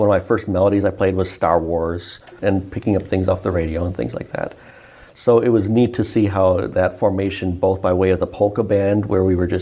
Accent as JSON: {"language": "English", "town": "Detroit", "region": "Michigan", "country": "United States", "tie": "born or raised there", "said": "I grew up in the Detroit area"}